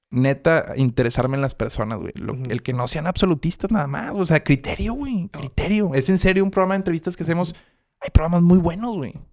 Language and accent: Spanish; San Nicolás de los Garza, Nuevo León, Mexico